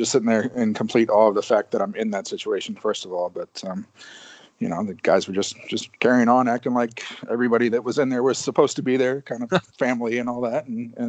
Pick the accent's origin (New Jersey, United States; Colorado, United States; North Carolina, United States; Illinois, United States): North Carolina, United States; moved away; I was born in North Carolina.